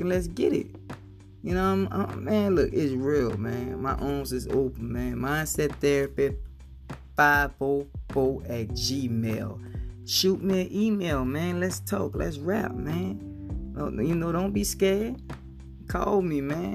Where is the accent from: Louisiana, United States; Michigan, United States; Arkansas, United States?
Louisiana, United States; Harvey; I'm from Harvey, Louisiana, man. Up the street, Griffith Street, Esther Lodge Street, in the back.